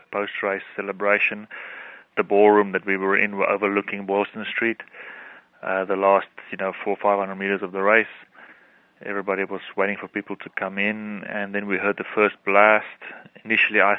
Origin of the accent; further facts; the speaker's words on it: South Africa; I'm from South Africa